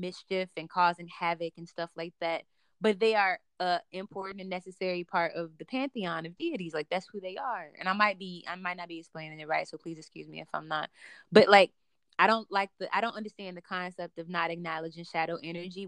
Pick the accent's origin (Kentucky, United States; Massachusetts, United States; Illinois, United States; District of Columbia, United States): Illinois, United States; Chicago; I grew up between like the suburbs and extreme hoods in Chicago